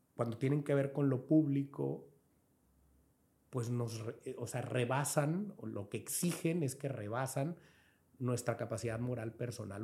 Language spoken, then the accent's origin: Spanish; Angostura, Sinaloa, Mexico; moved away as an adult; now in Culiacán, Mexico; yo soy sinaloense, del gato de Lara, en Angostura, aquí, sí, allí crecí, mis papás.